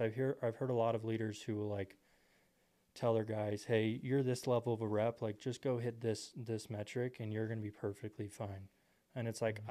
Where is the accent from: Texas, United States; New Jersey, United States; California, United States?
Texas, United States; Temple; I grew up in Texas, Temple, Texas